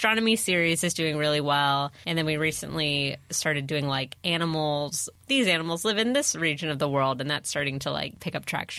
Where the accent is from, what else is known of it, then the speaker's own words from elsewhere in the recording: San Diego, California, United States; Yeah. San Diego is weird because my school was, a lot of kids had parents in the military and everything.